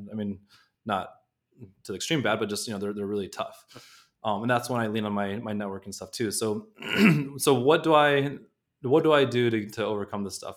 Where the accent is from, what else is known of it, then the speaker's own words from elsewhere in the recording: Southern California, United States; I grew up in Southern California